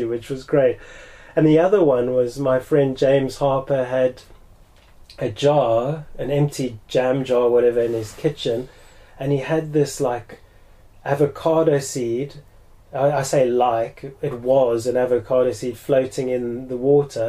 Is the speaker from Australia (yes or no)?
no; South Africa; a big part of growing up in South Africa was avos